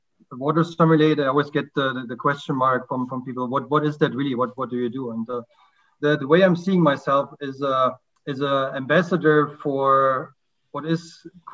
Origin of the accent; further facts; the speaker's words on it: Germany; now in Lilongwe, Malawi; I'm originally from Germany, and I'm currently living in Lilongwe, Malawi.